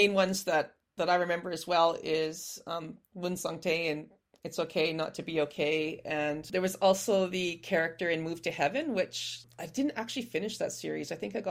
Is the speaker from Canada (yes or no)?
yes; Canada; accent: Canadian; moved away as an adult; now in Melbourne, Australia; I'm from Melbourne in Australia, but from the accent you can tell I'm Canadian. And so I moved here 13 years ago